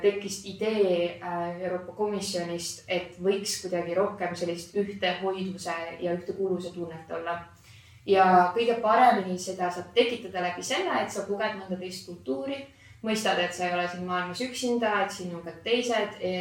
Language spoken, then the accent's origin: Estonian; Estonia; olles eestlane